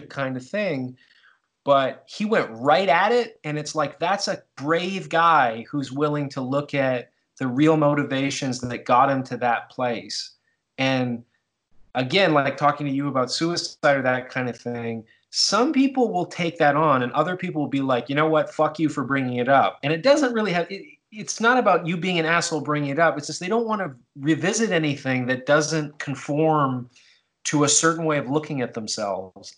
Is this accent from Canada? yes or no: yes; Canada; we're Canadian